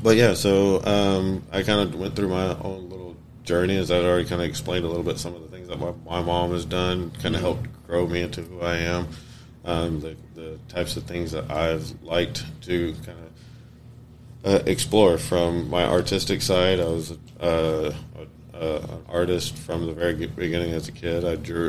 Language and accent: English; Weatherford, Texas, United States; I was born and raised in Weatherford, Texas